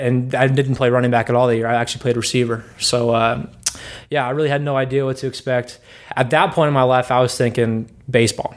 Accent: Washington, United States; I'm from Washington

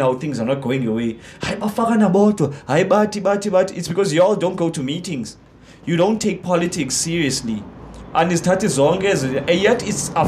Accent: Cape Town, Western Cape, South Africa; I'm born and raised in Gugs

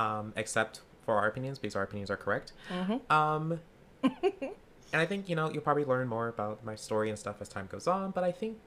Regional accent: Louisiana, United States; also born or lived in Chicago; now in West Coast, United States; I am originally from Louisiana, grew up in the deep south. I've lived lots of places. Chicago. I currently live on the west coast.

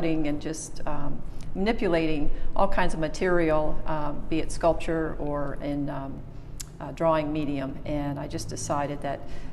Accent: Chesapeake, Virginia, United States; also born or lived in North Carolina; I grew up on the Norfolk side of Chesapeake and graduated from Indian River High School

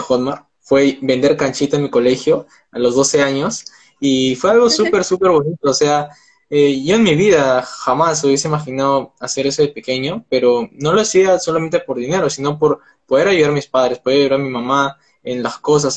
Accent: Peru; tengo 19 años, soy de Perú

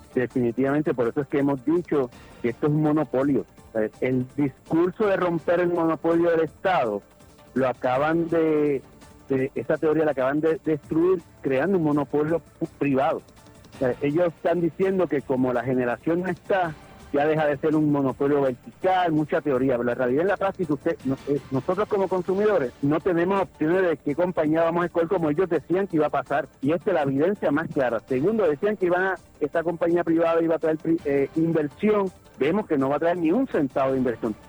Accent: Puerto Rico; nosotros como puertorriqueños y puertorriqueñas

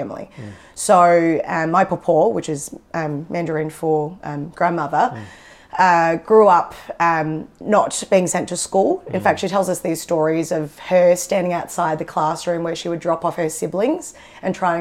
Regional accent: Box Hill, Victoria, Australia; I was born here in Box Hill.

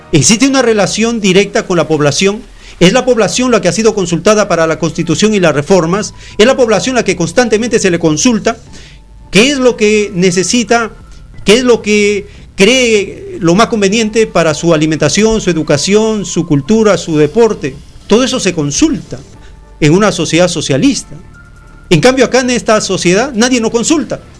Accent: Peru; En cambio, en estas sociedades como la peruana, estamos divididos en cantidad de bandas criminales llamadas falsamente partidos políticos.

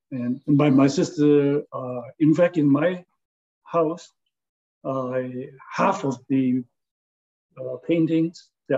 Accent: San Francisco, California, United States; now in Honolulu, United States; since I came from San Francisco, they look pretty flat to me, okay?

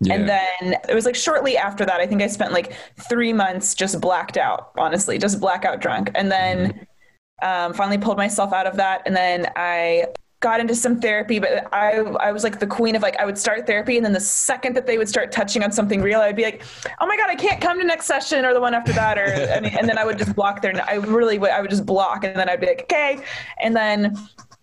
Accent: Charlotte, North Carolina, United States; I'm from Charlotte

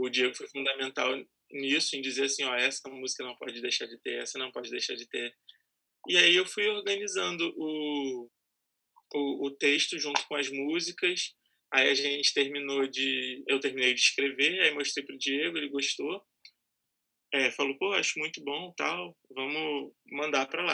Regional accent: São Gonçalo, Rio de Janeiro, Brazil; eu sou lá de São Gonçalo

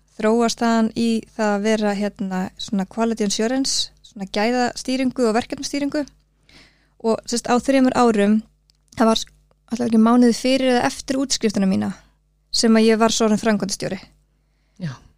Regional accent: Suðureyri, Westfjords, Iceland; moved away; Ég er fætt árið 1984 og ég ólst upp á söðurir við Súndafjörð, litli sjáarþorpi.

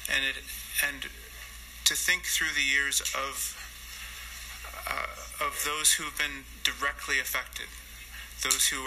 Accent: Canada

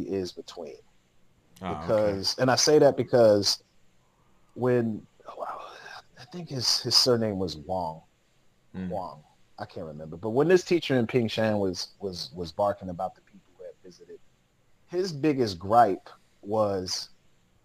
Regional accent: Atlanta, Georgia, United States; moved away as an adult; also born or lived in Los Angeles / Dalian, China / Beijing, China; growing up in Atlanta

